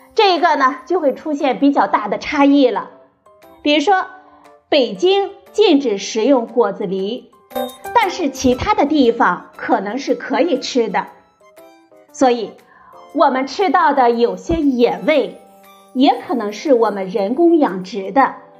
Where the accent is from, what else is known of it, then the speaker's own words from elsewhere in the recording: China; 我们中国人